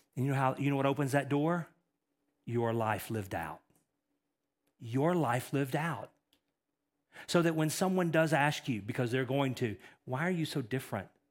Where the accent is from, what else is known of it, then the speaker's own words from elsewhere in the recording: East Texas, United States; I'm from East Texas